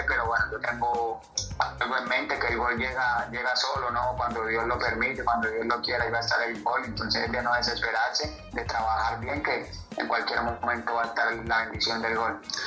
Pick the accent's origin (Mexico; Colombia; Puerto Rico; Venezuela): Colombia; moved away as an adult; now in Peru; tenía eh, opciones en mi país